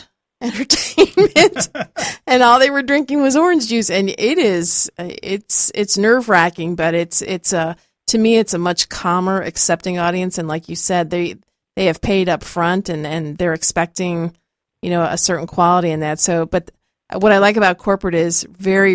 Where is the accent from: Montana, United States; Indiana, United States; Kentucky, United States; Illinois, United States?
Illinois, United States; Chicago; now in Pinellas Park, United States; a person born and raised in Chicago